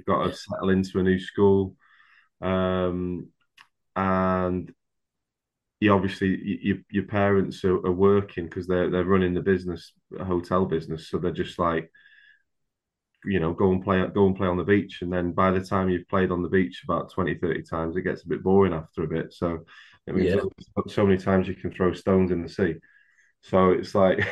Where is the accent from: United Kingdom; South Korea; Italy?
United Kingdom; Accrington, North West England; I was born in Accrington in Lancashire.